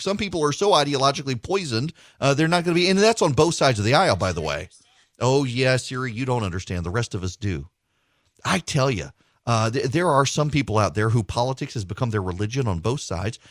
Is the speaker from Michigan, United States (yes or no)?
no; Louisiana, United States; We're both from Louisiana